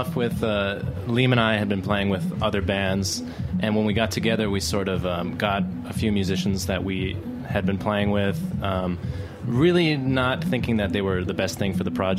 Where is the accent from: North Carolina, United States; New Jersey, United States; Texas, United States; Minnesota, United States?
Minnesota, United States; moved away as an adult; now in New York City, United States; we're originally from Minnesota.